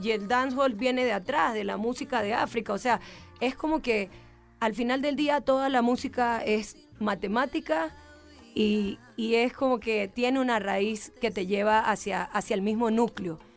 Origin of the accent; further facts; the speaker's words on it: Guayaquil, Guayas, Ecuador; Nosotros venimos desde Guayaquil, que es el puerto principal, pero tengo raíces de la parte de la sierra